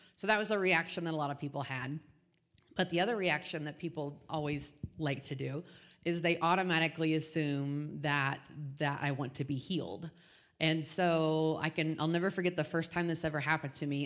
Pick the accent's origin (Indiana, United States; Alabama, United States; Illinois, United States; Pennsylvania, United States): Indiana, United States; Indianapolis; now in Wyoming, United States; born and raised in Indianapolis